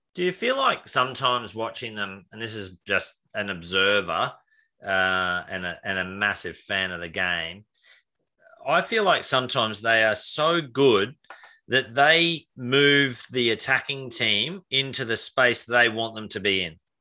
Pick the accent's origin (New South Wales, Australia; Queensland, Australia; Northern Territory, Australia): Queensland, Australia; as a Queenslander